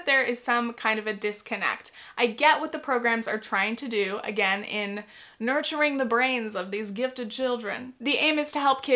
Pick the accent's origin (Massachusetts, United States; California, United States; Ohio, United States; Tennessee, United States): California, United States; I grew up in California